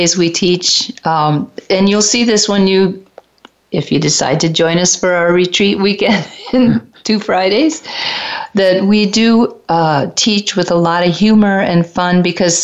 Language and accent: English; Detroit, Michigan, United States; I'm from Detroit